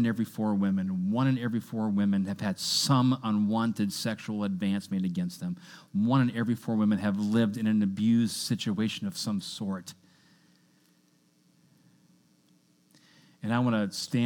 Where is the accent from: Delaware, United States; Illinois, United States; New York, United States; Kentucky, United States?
Kentucky, United States; I was born in Kentucky.